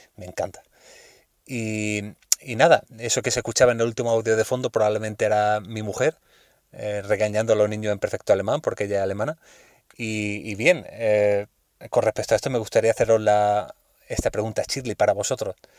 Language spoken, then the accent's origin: Spanish; Almería, Andalusia, Spain; now in Madrid, Spain; soy de Almería, aunque vivo y trabajo en Madrid